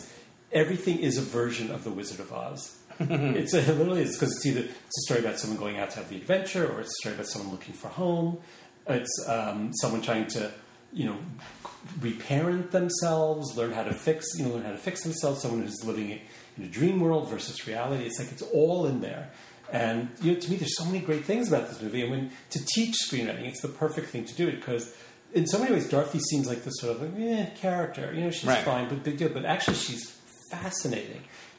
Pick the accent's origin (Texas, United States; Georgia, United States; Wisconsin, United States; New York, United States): New York, United States; Long Beach; Long Island. And then Long Beach.